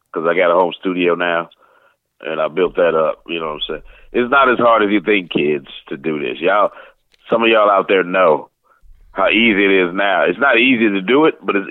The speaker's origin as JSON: {"language": "English", "town": "St. Louis", "region": "Missouri", "country": "United States", "tie": "born or raised there", "moved": "as an adult", "lives_now": "Atlanta, United States", "said": "growing up in St. Louis"}